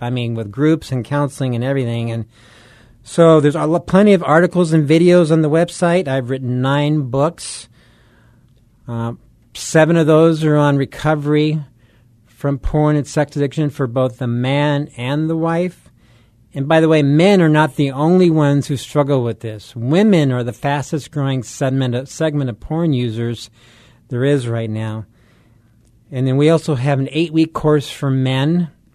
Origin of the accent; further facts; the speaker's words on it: Southern California, United States; moved away as an adult; also born or lived in Colorado; I grew up in Southern California, so this is old stomping grounds here